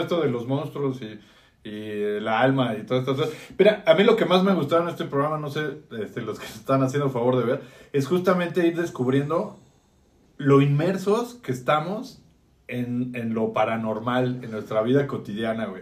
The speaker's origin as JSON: {"language": "Spanish", "country": "Mexico", "said": "hablando desde esta ciudad y como mexicanos"}